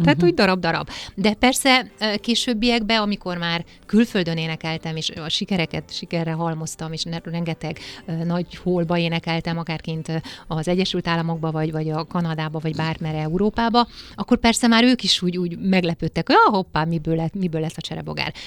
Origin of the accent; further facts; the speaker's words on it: Székely Land, Romania; moved away as an adult; now in Budapest, Hungary; azt a székelyföldet, amiben én felnőttem